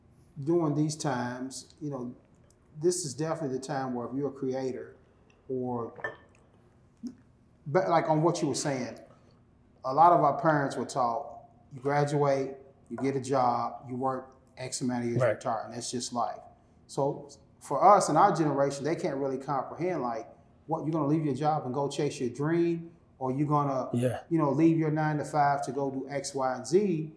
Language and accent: English; Louisville, Kentucky, United States; also born or lived in Atlanta; to go back to my hometown, which most people feel, I got to get out of Louisville to chase my dream.